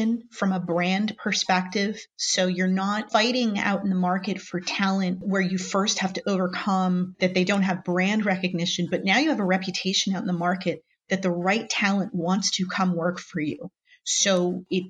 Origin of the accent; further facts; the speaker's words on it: New Jersey, United States; I grew up in New Jersey, born and raised here, where the summers are very hot, and very humid